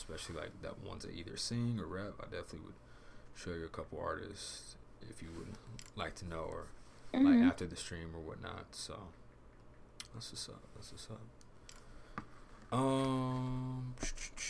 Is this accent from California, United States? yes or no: yes; California, United States; I'm also from California